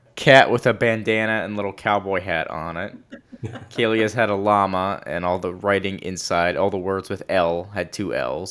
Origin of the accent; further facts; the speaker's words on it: Texas, United States; I was born in Texas